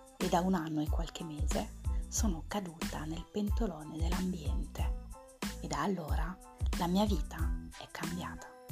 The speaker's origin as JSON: {"language": "Italian", "town": "Lyon", "region": "Auvergne-Rhône-Alpes", "country": "France", "moved": "as an adult", "lives_now": "Province of Milan, Italy", "said": "Vengo dal Lione, in Francia. Mi sono trasferita in Italia nel duemila e cinque e vivo in provincia di Milano."}